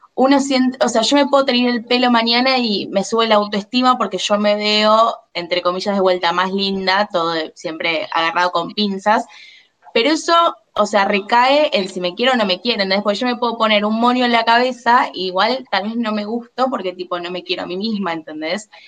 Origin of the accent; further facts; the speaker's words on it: Buenos Aires, Argentina; yo soy porteña, vivo en Buenos Aires Capital